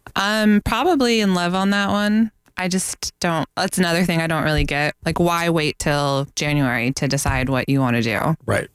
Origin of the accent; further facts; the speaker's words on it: Northeast, United States; now in Florida, United States; I am from the Northeast